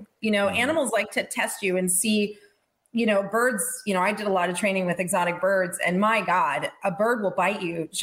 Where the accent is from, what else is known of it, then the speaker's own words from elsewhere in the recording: Estes Park, Colorado, United States; also born or lived in Tucson, Arizona; I grew up on an exotic animal ranch in Estes Park, Colorado